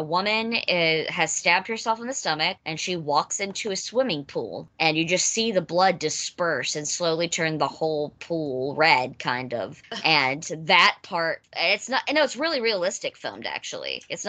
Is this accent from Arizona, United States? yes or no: no; Kentucky, United States; Yeah, absolutely. I'm from Kentucky. Absolutely.